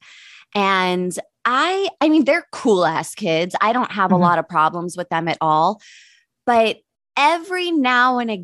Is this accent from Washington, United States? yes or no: no; Pittsburgh, Pennsylvania, United States; moved away as an adult; now in Los Angeles, United States; I grew up in Pittsburgh, but I've been here for 20 years now.